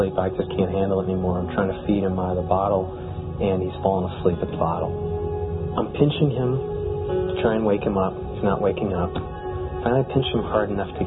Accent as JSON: {"language": "English", "area": "right outside of Detroit", "region": "Michigan", "country": "United States", "tie": "born or raised there", "moved": "yes", "lives_now": "Chicago, United States", "said": "I grew up right outside of Detroit"}